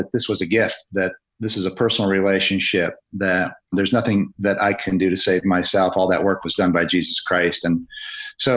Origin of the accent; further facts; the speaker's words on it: Grand Rapids, Michigan, United States; in my hometown of Grand Rapids, Michigan